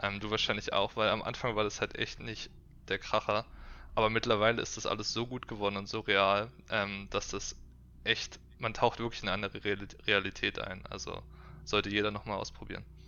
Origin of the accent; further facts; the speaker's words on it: Berlin, Germany; ich bin gebürtiger Berliner, komme von hier